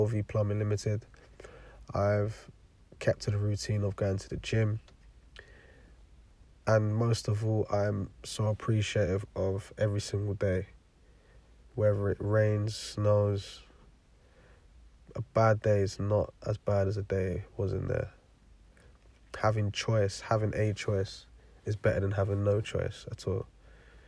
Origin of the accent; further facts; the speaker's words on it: London, United Kingdom; also born or lived in Forest Gate / Stratford / Milton Keynes; now in Bedfordshire, United Kingdom; I live in Bedfordshire, and I grew up in East London.